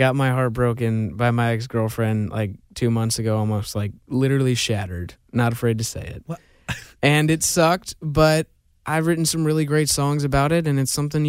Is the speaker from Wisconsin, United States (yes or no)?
no; Georgia, United States; You know, like, I'm born and raised in Georgia, so that was like definitely one of the reasons.